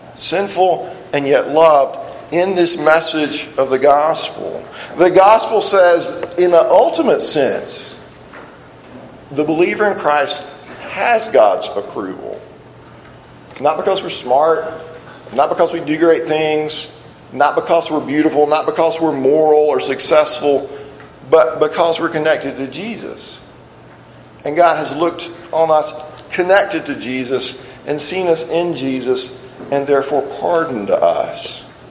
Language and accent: English; South Alabama, United States; I grew up in South Alabama